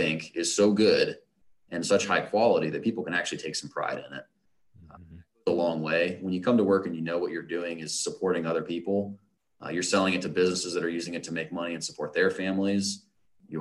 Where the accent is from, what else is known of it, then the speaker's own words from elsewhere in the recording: Ohio, United States; also born or lived in Florida; I've been in Ohio or near Ohio for most of my life